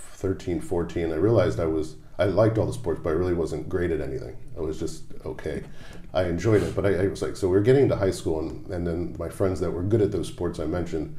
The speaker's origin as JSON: {"language": "English", "region": "New Jersey", "country": "United States", "tie": "born or raised there", "moved": "yes", "said": "South Jersey, over the bridge from Philadelphia. So it's more of a Philadelphia suburb."}